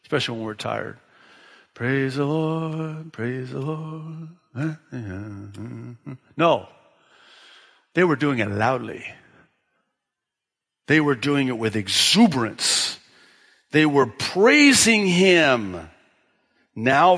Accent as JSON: {"language": "English", "town": "Tekoa", "region": "Washington", "country": "United States", "tie": "born or raised there", "said": "that's the town I grew up in Washington State, small farm town, and that's what they called it, Tekoa, Washington. So Tekoa, my hometown"}